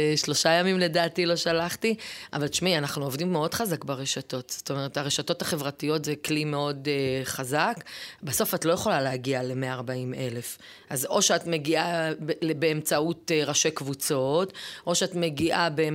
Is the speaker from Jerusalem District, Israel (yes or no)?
no; Ofakim, Southern District, Israel; now in Ma'ale Adumim; אני בת אופקים. גדלתי באופקים